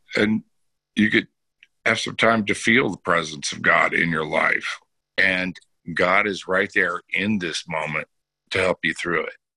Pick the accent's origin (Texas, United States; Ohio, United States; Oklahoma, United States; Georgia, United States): Texas, United States; Bellaire; I grew up in Texas, a Southern Baptist